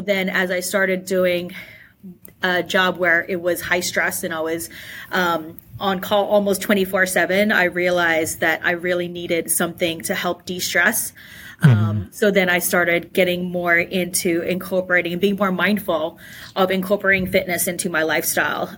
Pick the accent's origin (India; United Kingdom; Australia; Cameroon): Australia; I actually grew up in Australia